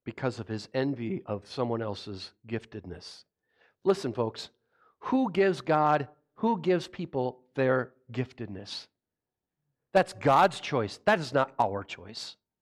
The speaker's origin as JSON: {"language": "English", "town": "Rochester", "region": "Minnesota", "country": "United States", "tie": "born or raised there", "said": "I grew up in Rochester"}